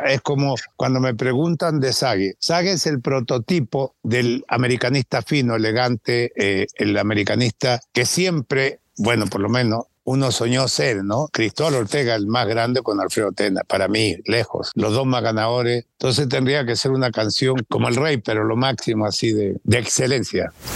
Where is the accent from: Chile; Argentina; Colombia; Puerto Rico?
Chile; moved away as an adult; now in Mexico; Católica, de la U, de Colo Colo, que eran los tres equipos que son los equipos más importantes de mi tierra